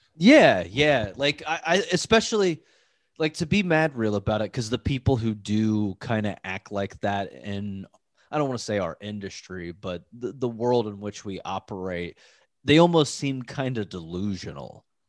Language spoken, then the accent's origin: English; Midwest, United States; I grew up in the Midwest as well